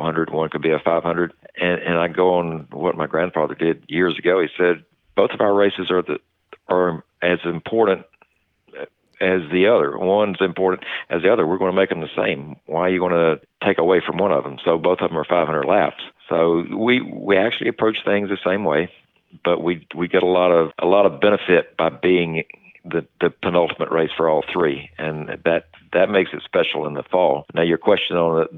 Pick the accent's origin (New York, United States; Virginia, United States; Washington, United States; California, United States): Virginia, United States; Martinsville; From Martinsville